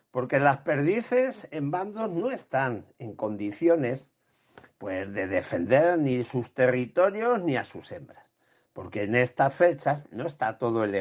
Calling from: Ciudad Real, Castilla-La Mancha, Spain; de Ciudad Real.

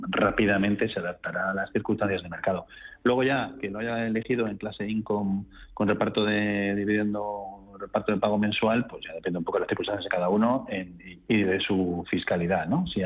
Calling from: Seville, Andalusia, Spain; de Sevilla.

